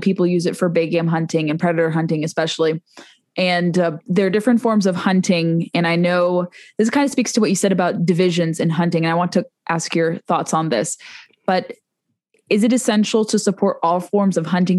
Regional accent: Southern California, United States; all of us from Southern California. I'm one of those people too.

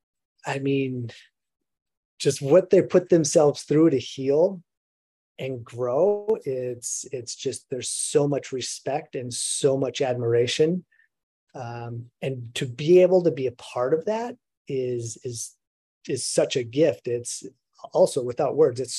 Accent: Minnesota, United States; moved away; growing up in Minnesota

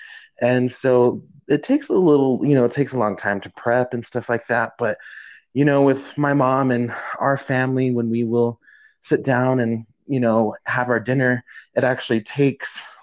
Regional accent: New Mexico, United States; right here in New Mexico in my home state.

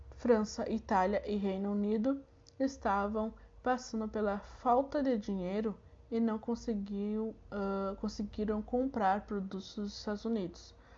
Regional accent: Santa Maria, Rio Grande do Sul, Brazil; eu sou daqui de Santa Maria

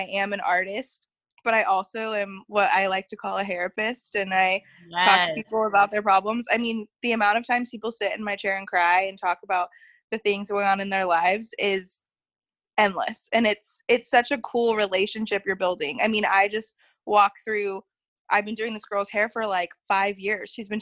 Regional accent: Dallas, Texas, United States; moved away as an adult; also born or lived in Albuquerque; I grew up in Dallas

